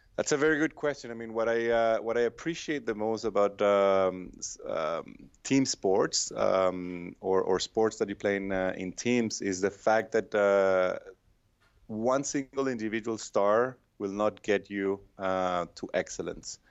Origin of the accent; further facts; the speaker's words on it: Venezuela; moved away as an adult; now in United States; I'm from Venezuela